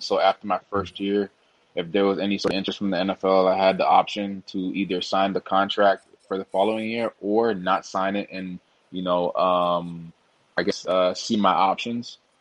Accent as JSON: {"language": "English", "town": "Toronto", "region": "Ontario", "country": "Canada", "tie": "born or raised there", "moved": "yes", "said": "I'm originally from Toronto, uh, Canada"}